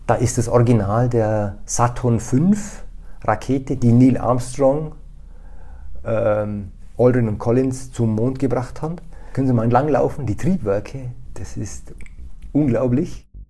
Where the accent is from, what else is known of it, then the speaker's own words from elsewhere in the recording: Allgäu, Bavaria, Germany; moved away; also born or lived in Austria; ich bin Deutscher, also in der Region Allgäu